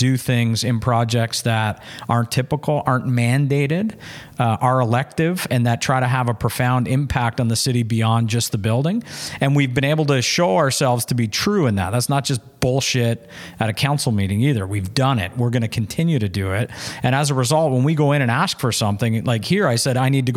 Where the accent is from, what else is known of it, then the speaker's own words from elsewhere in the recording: Kitchener, Ontario, Canada; also born or lived in Cambridge, Ontario / Hamilton, Ontario; I'm from Cambridge, you know, born and raised in Kitchener-Waterloo, school in Hamilton